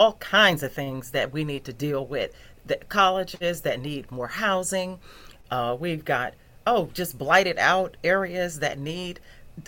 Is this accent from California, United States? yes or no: no; Newberry, South Carolina, United States; I grew up in Newberry